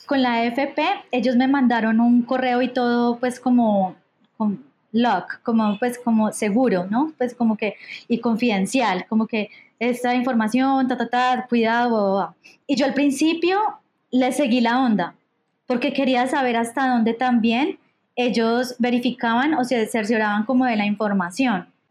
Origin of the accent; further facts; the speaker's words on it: Medellín, Antioquia, Colombia; moved away; yo soy de Medellín